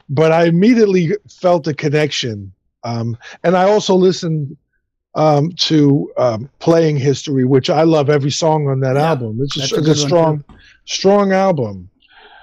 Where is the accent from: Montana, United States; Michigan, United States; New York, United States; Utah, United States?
New York, United States; New York City; I'm from New York. I'm from Brooklyn